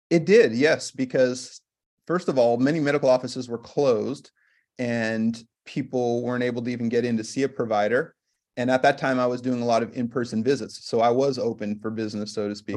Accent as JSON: {"language": "English", "region": "California", "country": "United States", "tie": "born or raised there", "also_born_or_lived": "Massachusetts / Minnesota", "moved": "as an adult", "lives_now": "Washington, United States", "said": "I work as an integrative medicine physician here in Washington State, and I grew up in California"}